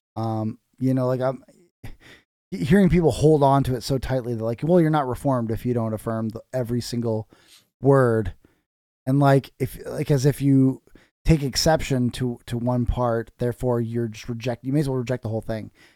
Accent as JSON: {"language": "English", "area": "North Osceola", "region": "Iowa", "country": "United States", "tie": "born or raised there", "said": "I grew up in North Osceola"}